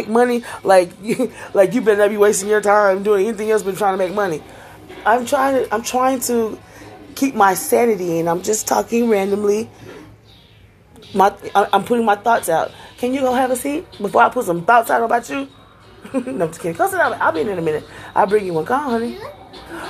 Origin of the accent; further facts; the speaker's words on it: Houston, Texas, United States; also born or lived in Acres Homes, Houston; now in Spring, United States; I'm from Greens Point, and my two oldest kids from Greens Point. That's what we claim as our hood